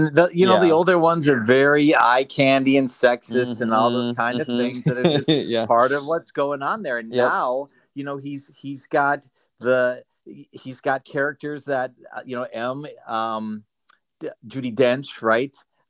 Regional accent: Minnesota, United States; I grew up in Minnesota

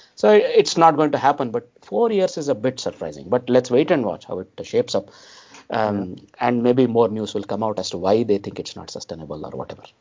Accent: India; as Indian cricket fans

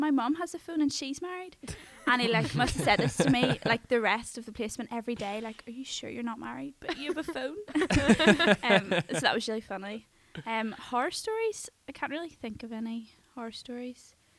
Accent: Belfast, Northern Ireland, United Kingdom; also born or lived in Whiteabbey / Jordanstown; Like just Belfast. Yeah, we live like out White Abbey, Jordanstown direction, and then we moved into Belfast a couple of years ago. So yeah, just Belfast.

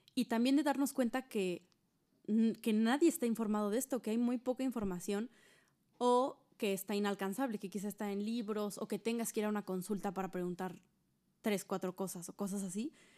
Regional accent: Hidalgo, Mexico; nosotras somos de Hidalgo

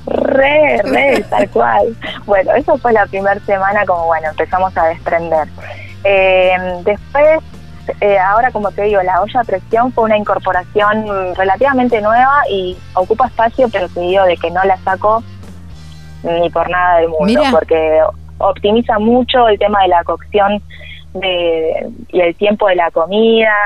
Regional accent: Buenos Aires, Argentina; somos de Buenos Aires. Y bueno, todo lo, el ritmo citadino, más que nada porteño

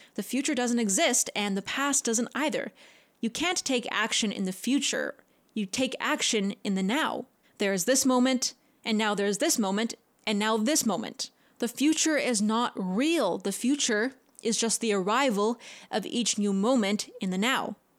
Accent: Canada; I'm a Canadian

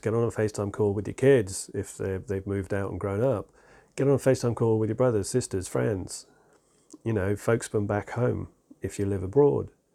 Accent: England, United Kingdom; I'm, I'm English.

